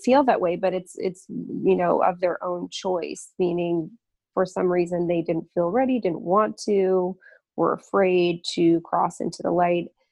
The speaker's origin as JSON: {"language": "English", "town": "Lafayette", "region": "Colorado", "country": "United States", "tie": "born or raised there", "said": "my hometown of Lafayette, Colorado"}